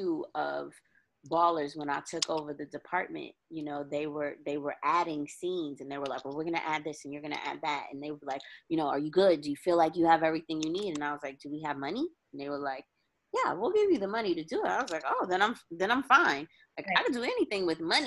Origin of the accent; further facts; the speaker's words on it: New York, United States; moved away as an adult; now in Los Angeles, United States; I'm always a New York girl at heart